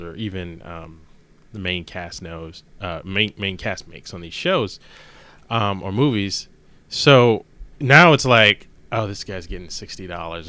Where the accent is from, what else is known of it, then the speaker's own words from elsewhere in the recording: Maryland, United States; moved away; also born or lived in Los Angeles; growing up in Maryland